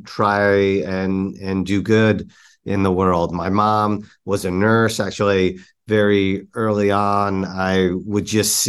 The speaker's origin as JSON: {"language": "English", "region": "New York", "country": "United States", "tie": "born or raised there", "said": "growing up in New York, I feel like you're just surrounded by energy and entrepreneurship just seems to be in all places."}